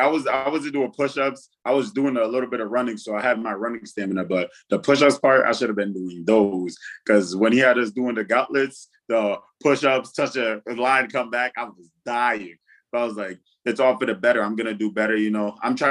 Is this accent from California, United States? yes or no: no; Worcester, Massachusetts, United States; also born or lived in Fargo, North Dakota; my hometown listed as I'll forever be listed as is Worcester, Massachusetts